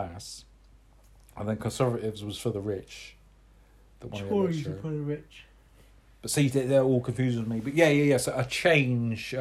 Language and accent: English; Cornwall, South West England, United Kingdom; I'm a Cornish boy